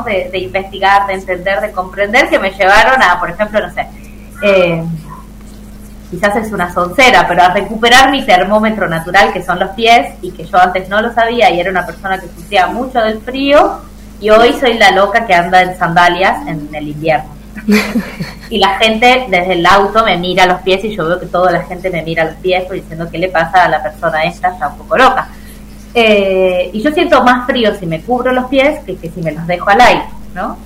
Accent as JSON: {"language": "Spanish", "region": "Tucumán", "country": "Argentina", "moved": "as an adult", "lives_now": "Mendoza, Argentina", "said": "yo soy tucumana, eh, mi hijo también, y vivimos hasta agosto del año pasado en Tucumán."}